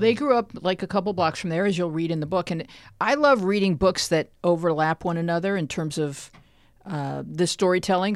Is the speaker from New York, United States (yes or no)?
yes; Buffalo, New York, United States; a kid growing up in suburban Buffalo